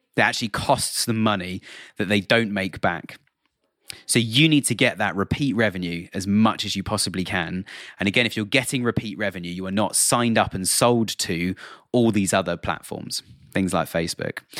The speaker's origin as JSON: {"language": "English", "country": "United Kingdom", "accent": "British", "said": "I'm sitting here in the U K, um, as you can probably tell by my British accent"}